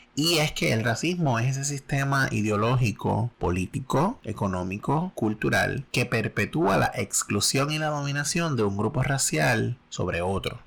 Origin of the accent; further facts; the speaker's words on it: Puerto Rico; somos puertorriqueños